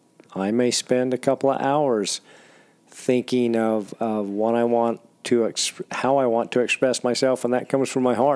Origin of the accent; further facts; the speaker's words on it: Utah, United States; my home state of Utah is so different when it comes to hunting desert sheep, because a lot of the country I hunt, you have to throw a backpack on.